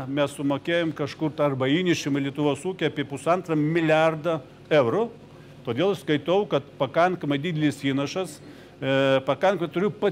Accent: Ukraine; moved away; aš pats esu ukrainietis.

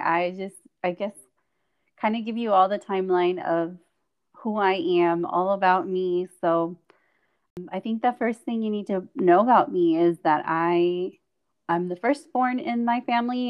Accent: Chihuahua, Mexico; first language Spanish; English is a second language; also born or lived in California, United States; I grew up in Mexico most of my formative years.

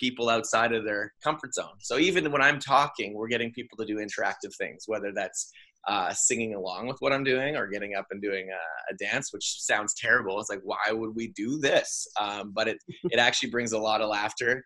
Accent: Canada; I'm making a living as a Canadian entertainer

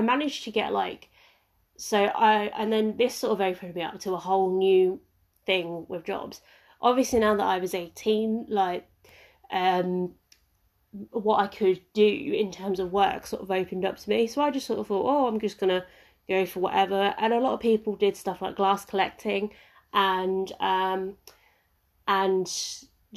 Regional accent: Ipswich, East of England, United Kingdom; moved away as an adult; also born or lived in Leicester; my hometown of Ipswich

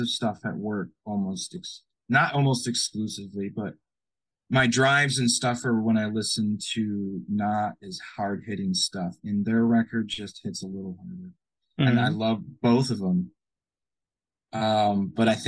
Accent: Michigan, United States; I'm from Michigan.

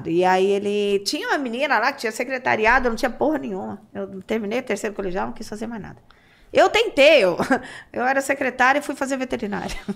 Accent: Santos, São Paulo, Brazil; born there; É, 2001, eu nasci em Santos.

